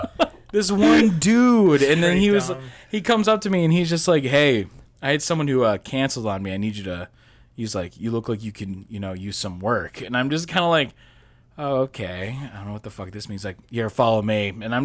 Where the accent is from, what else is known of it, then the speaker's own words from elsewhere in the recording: Chicago, Illinois, United States; I'm from Chicago. Way back.